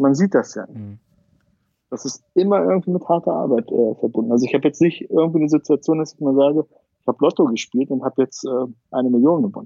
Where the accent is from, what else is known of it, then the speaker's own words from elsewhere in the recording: Pansdorf, Schleswig-Holstein, Germany; moved away; ich bin in Panzdorf aufgewachsen, das ist 16 Kilometer von Lübeck